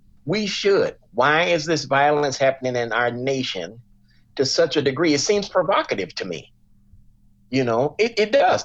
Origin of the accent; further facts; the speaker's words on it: Chicago, Illinois, United States; I grew up just as the crack epidemic was exploding in Englewood, in Chicago